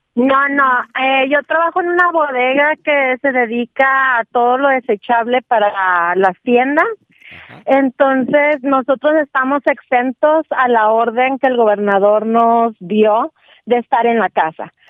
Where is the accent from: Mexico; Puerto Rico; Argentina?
Mexico; Monterrey, Nuevo León; moved away; yo soy de Monterrey